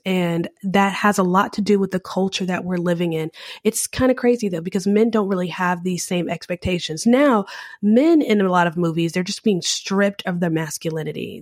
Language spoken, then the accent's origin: English; United States; I'm an American